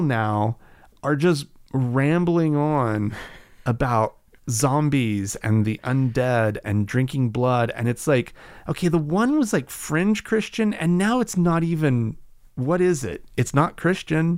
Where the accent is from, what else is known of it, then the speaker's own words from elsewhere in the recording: Oklahoma, United States; growing up in Oklahoma